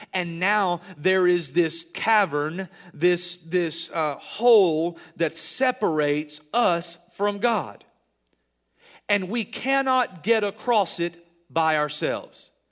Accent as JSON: {"language": "English", "country": "United States", "said": "I live in America, and I'm proud to be an American"}